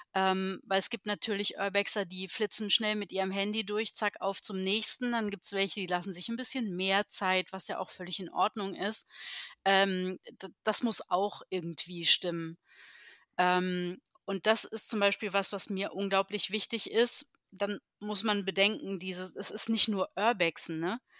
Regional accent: Heidelberg, Baden-Württemberg, Germany; moved away as an adult; now in Berlin, Germany; ich komme äh, tatsächlich ähm, aus Heidelberg in Baden-Württemberg.

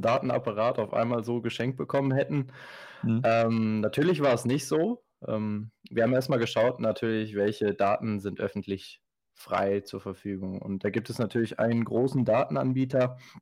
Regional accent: Ostwestfalen-Lippe, North Rhine-Westphalia, Germany; Wir kommen hier alle aus dem Bereich OWL, also aus Westfalen-Lippe

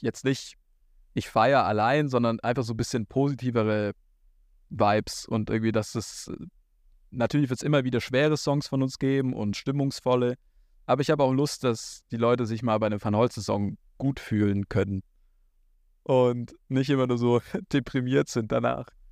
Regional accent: a village a bit north of Ulm, Baden-Württemberg, Germany; moved away as an adult; now in Berlin, Germany; dort, wo ich aufgewachsen bin, auf dem Dorf, ein bisschen nördlich von Ulm.

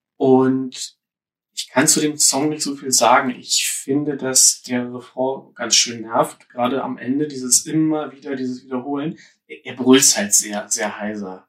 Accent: Berlin, Germany; ich bin ja Ur-Berliner, aber wohne jetzt in einem anderen Stadtteil, als äh, in dem ich groß geworden bin.

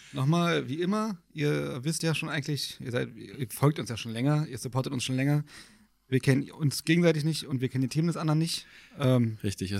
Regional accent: Germany; als Deutscher

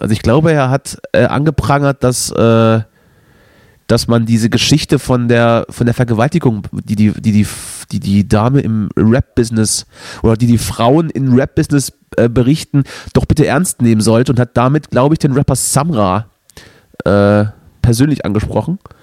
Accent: East Germany, Germany; bei uns im Osten

